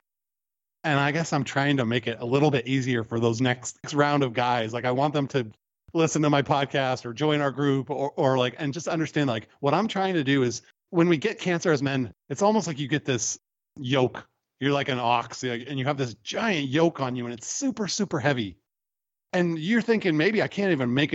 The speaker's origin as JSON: {"language": "English", "country": "United States", "said": "as American men"}